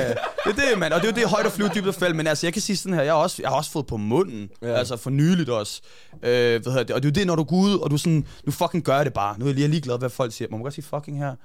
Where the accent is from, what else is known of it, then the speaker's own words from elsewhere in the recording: Hvidovre, Capital Region of Denmark, Denmark; jeg voksede op først i Hvidovre